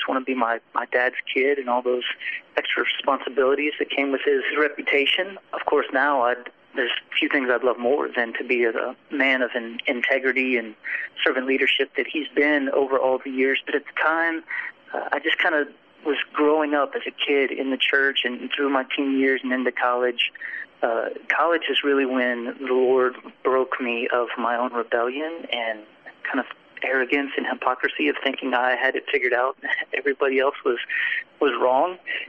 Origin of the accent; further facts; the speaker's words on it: Texas, United States; born there; he joined church staff 2 weeks before I was born in Texas.